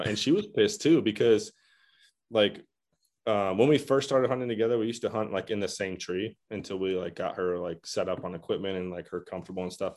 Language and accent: English; Michigan, United States; I'm also from Michigan.